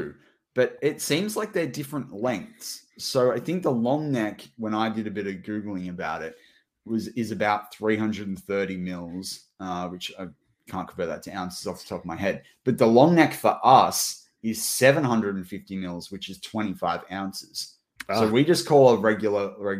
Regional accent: Australia; There was a big invitational on the Gold Coast in Australia. My school, you know, traveled in, you know, interstate to go do that.

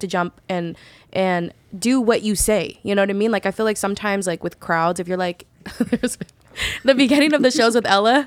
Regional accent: Bay Area, California, United States; moved away as an adult; now in Los Angeles, United States; growing up in the Bay Area, I was always hella accepted by everybody

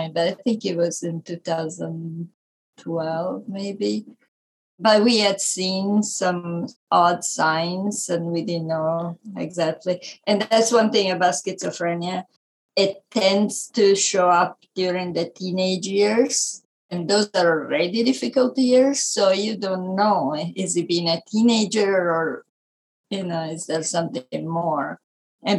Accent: Italy; accent: Italian; English is a second language; moved away as an adult; I was born in Italy, as you can tell by my accent

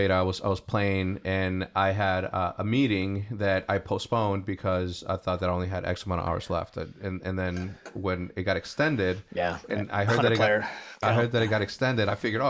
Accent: El Paso, Texas, United States; born there; I was born in Texas. Born in El Paso, Texas, and I always knew that I was gonna end up there.

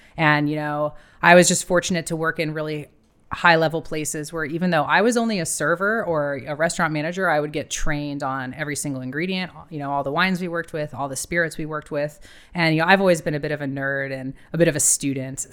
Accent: Ohio, United States; moved away as an adult; also born or lived in Miami, Florida / Cadiz, Spain / Australia / New Zealand; I'm from Ohio originally

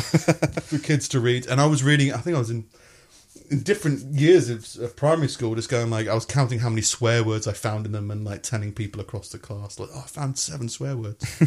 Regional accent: England, United Kingdom; also born or lived in United States; I started in year one in the U K 'cause I came from America.

